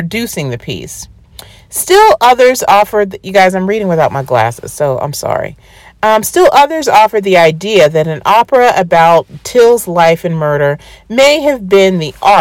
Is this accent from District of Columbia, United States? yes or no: yes; Washington, District of Columbia, United States; we are from Washington, D.C.